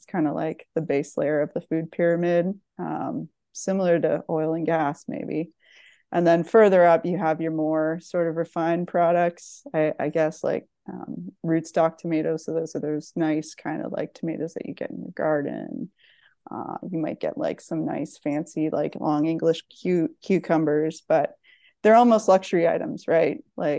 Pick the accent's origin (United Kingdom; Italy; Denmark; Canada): Canada; East Coast; also born or lived in Ontario; now in United States; So born and raised in the East Coast of Canada, spent some time, I suppose, in Ontario, eventually matriculated down to the United States of America.